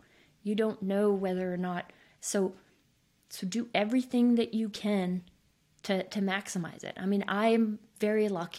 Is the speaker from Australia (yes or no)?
no; Switzerland; I grew up in Switzerland. I am fortunate enough to be a skier.